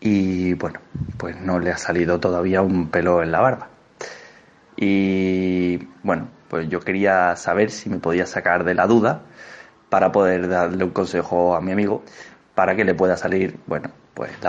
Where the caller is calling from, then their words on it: Seville, Andalusia, Spain; Hola, Berto, hola, Andreu … de Sevilla y mi consulta era la siguiente.